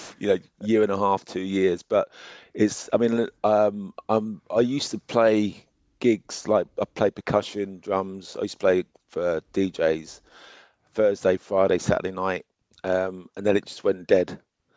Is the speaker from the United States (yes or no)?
no; Hampshire, South East England, United Kingdom; moved away as an adult; now in London, United Kingdom; I was born and bred in Hampshire.